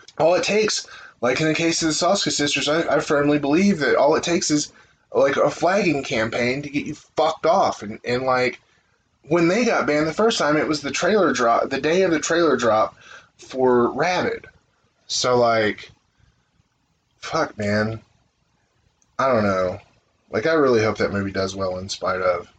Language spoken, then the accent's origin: English; United States; I'm an American